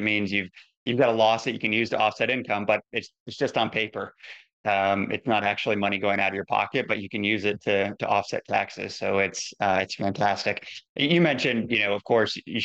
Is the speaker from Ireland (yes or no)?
no; Ohio, United States; now in Oregon, United States; I grew up in Ohio. I live in the West Coast now. I live in Oregon.